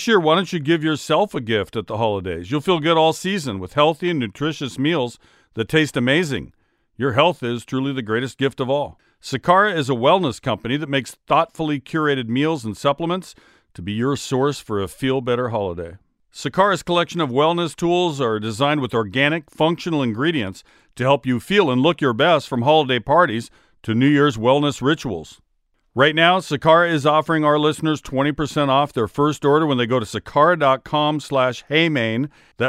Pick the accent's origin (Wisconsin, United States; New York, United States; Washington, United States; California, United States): Washington, United States; Seattle; born or raised there